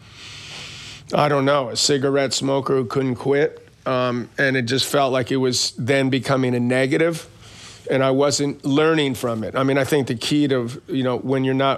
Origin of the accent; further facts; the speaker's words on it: New York City, New York, United States; I grew up in Queens.